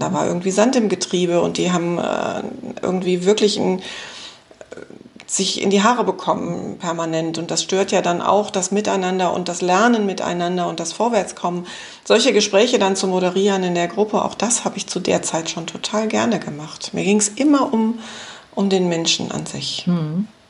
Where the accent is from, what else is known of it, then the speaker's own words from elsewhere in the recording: West Germany, Germany; also born or lived in Düsseldorf; bei uns im Westen